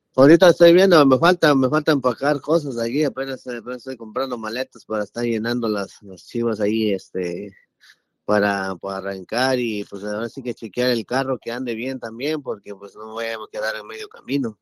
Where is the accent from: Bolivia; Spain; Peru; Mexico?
Mexico; Oaxaca; now in Florida, United States; encontré a un amigo paisano mío, que nosotros somos de Oaxaca